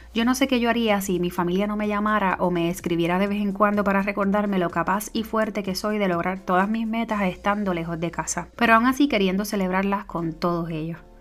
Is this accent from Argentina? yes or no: no; Puerto Rico; moved away as an adult; now in United States; yo soy la boricua fuera de la isla